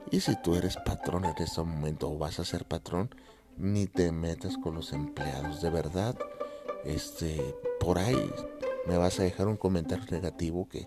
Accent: Mexico; que se presente … es un cantante muy popular acá en mi país

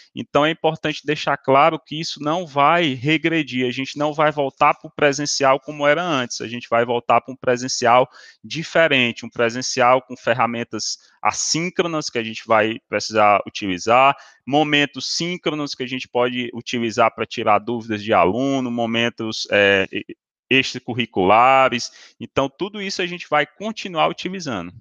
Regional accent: Ceará, Brazil; somos da mesma região, do Ceará

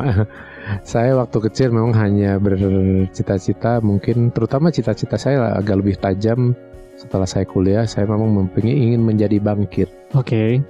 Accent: Bandung, West Java, Indonesia; Saya lahir di Bandung

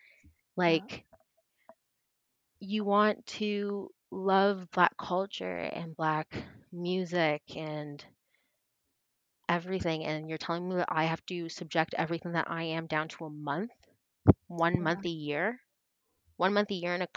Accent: Canada; also born or lived in Toronto; We are Canadian. I am Toronto based

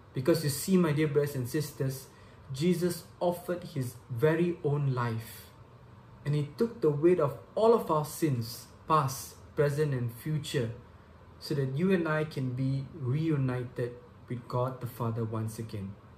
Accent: Subang Jaya, Selangor, Malaysia; I'm from Subang Jaya, Malaysia.

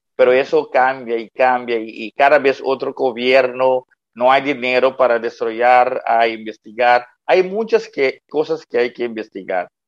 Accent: Curaçao; also born or lived in Netherlands; nací en Curazao, viví 18 años aquí en Curazao y fui a estudiar en Holanda con 18 años

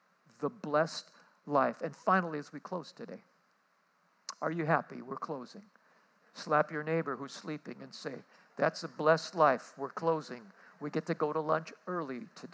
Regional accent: Honolulu, Hawaii, United States; I come from Kalihi.

